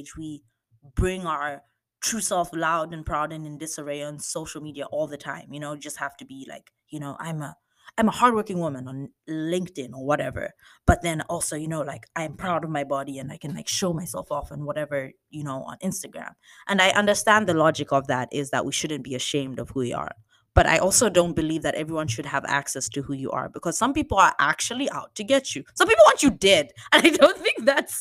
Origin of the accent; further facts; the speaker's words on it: Zambia; moved away as an adult; I'm from Zambia